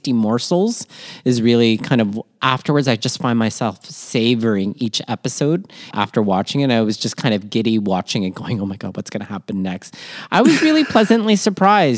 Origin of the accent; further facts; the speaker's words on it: Toronto, Ontario, Canada; also born or lived in Manila, Philippines; raised in Toronto, Canada, and schooled all over southwestern Ontario